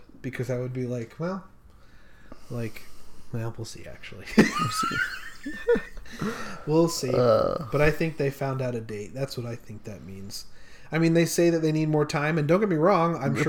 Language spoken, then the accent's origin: English; Utah, United States; I'm from Utah.